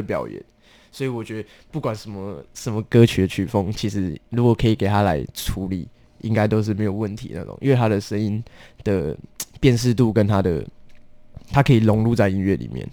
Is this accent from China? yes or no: no; Taichung, Taiwan; 我来自于台中